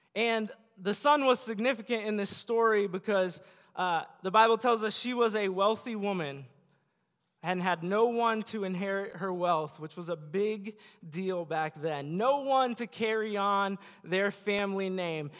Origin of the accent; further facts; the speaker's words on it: Bellevue, United States; Bellevue where I grew up